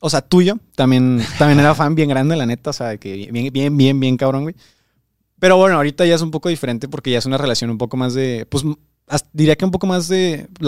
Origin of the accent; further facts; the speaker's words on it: Veracruz, Mexico; moved away as an adult; now in Monterrey, Mexico; de Veracruz, yo ni siquiera soy de, aquí de Monterrey. Yo aquí en Monterrey llevo como. Ya menos se cumplen los seis meses.